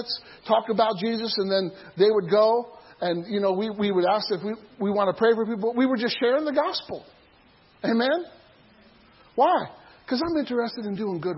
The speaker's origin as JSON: {"language": "English", "area": "near Starved Rock State Park", "region": "Illinois", "country": "United States", "tie": "born or raised there", "said": "There's a state park nearby where I grew up called Starved Rock."}